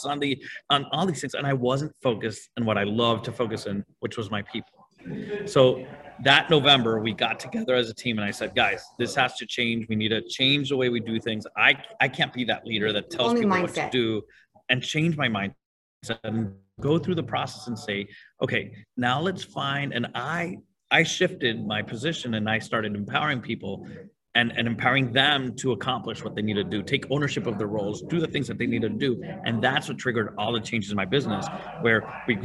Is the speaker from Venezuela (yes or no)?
yes; Venezuela; moved away as an adult; now in Miami, United States; I'm originally from Venezuela, and at 24, I decided to get married, move to Miami and start a business all at the same time